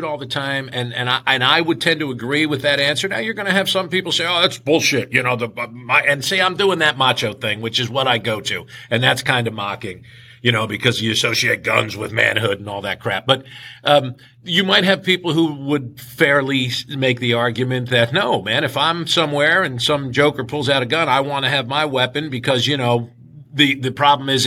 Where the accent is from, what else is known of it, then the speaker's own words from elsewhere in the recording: New Jersey, United States; moved away as an adult; now in Kentucky, United States; growing up in New Jersey